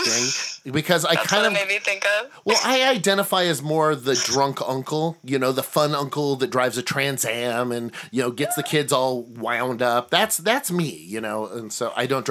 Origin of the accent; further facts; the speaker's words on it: Eastern Oregon, United States; I grew up in Eastern Oregon